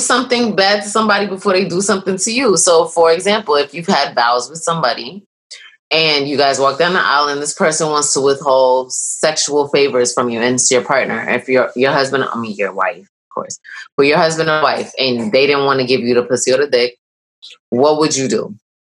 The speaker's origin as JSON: {"language": "English", "region": "New York", "country": "United States", "said": "I'm a New Yorker"}